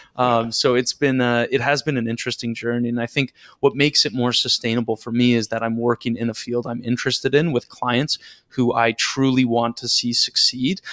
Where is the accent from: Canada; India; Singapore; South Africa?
Canada; just outside Toronto, Ontario; now in Toronto, Canada; I'm Canadian. I grew up just outside Toronto. I live in Toronto now.